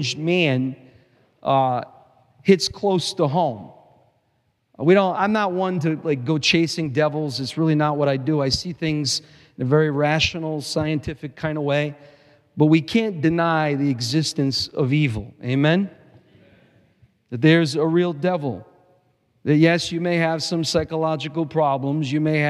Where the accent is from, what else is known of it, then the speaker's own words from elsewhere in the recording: Providence, Rhode Island, United States; I grew up in Providence.